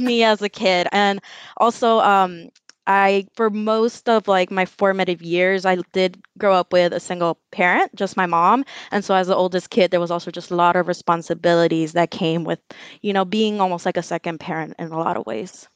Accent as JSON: {"language": "English", "town": "Los Angeles", "region": "California", "country": "United States", "tie": "born or raised there", "also_born_or_lived": "El Salvador", "said": "I'm from Los Angeles. I grew up in the Westlake MacArthur Park neighborhood, and I spent most of my life"}